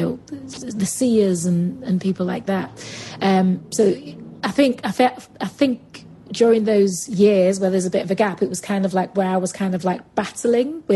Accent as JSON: {"language": "English", "town": "Manchester", "region": "North West England", "country": "United Kingdom", "accent": "Mancunian", "said": "my Mancunian accent"}